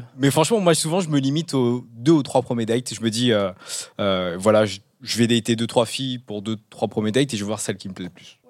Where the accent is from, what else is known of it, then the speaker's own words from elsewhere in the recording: Canada; moved away; je viens du Canada